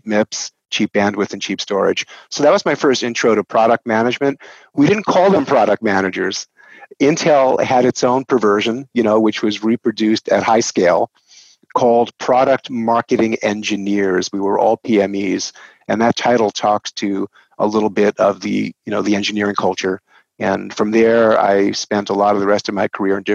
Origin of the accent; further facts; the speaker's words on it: New York, United States; accent: New York; moved away as an adult; now in Portland, United States; my accent is from New York, born and raised New Yorker.